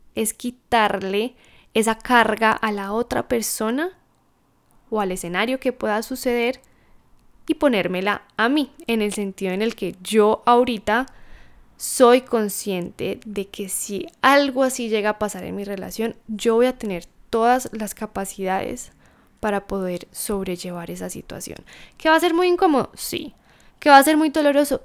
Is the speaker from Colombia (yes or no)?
yes; Colombia; moved away as an adult; regresar de vuelta a mi país natal, a Colombia